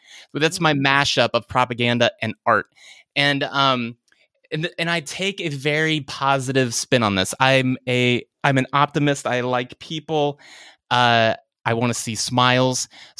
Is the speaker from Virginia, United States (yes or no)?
yes; Virginia, United States; now in Richmond, United States; I grew up in Virginia, the suburbs of Washington, D.C., and then I'm now about 90 miles south in Richmond